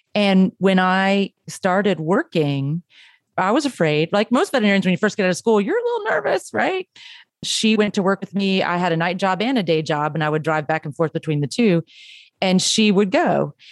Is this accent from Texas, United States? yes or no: yes; Texas, United States; growing up in Texas